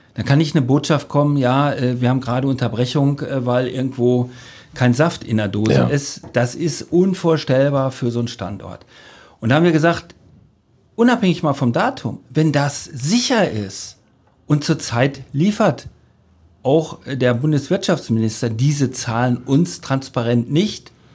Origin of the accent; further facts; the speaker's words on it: between Cologne and Aachen, North Rhine-Westphalia, Germany; moved away as an adult; also born or lived in Lusatia; now in Cottbus, Germany; so lange habe ich nirgendwo anders in selbst in meiner alten Heimat nicht gelebt. Äh, da kam man dann zur, zur Armee und zur, zur Ausbildung. Also das kommt, also dafür ist es zu schön hier. Ja. Also das äh, also wenn man so, so die rheinische Landschaft sich da anguckt, da zwischen Köln und Aachen